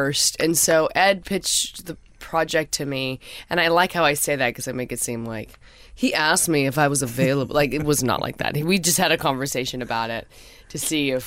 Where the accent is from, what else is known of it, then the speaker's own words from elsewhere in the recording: Canada; I'm Canadian